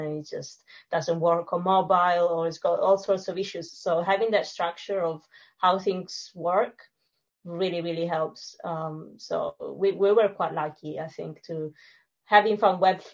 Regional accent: Sicily, Italy; English is a second language; moved away as an adult; now in London, United Kingdom; I'm from Sicily and I grew up in a very small village by the beach.

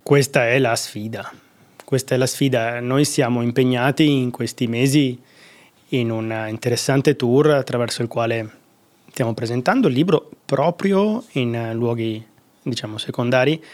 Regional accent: Veneto, Italy; accent: Venetian; moved away; also born or lived in United States / Dublin; Io sono veneto, probabilmente il mio accento, eh, lo tradisce

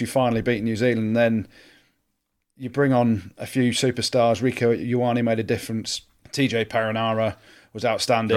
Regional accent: England, United Kingdom; I'm English

